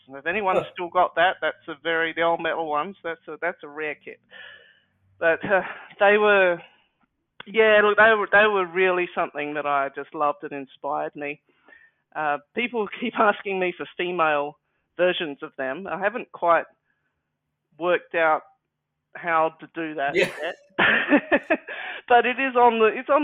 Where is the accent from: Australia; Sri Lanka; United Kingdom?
Australia; being Australian